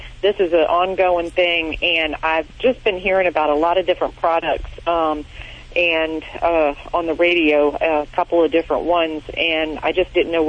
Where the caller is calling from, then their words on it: North Carolina, United States; North Carolina.